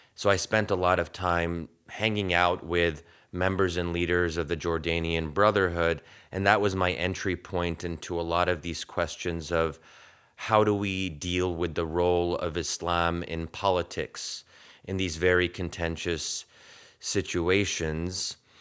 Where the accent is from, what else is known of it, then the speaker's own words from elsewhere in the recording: United States; my experience as an American Muslim